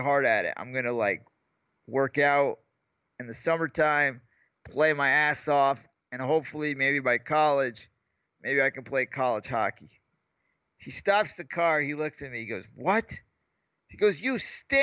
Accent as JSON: {"language": "English", "region": "Northeast", "country": "United States", "tie": "born or raised there", "said": "I grew up on the Northeast"}